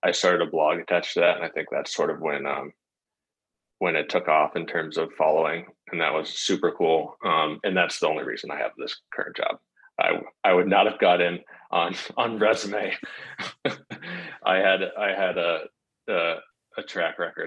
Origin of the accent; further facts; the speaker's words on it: Cleveland, Ohio, United States; also born or lived in Cincinnati / Columbus; I did not grow up in Cincinnati. I grew up in Cleveland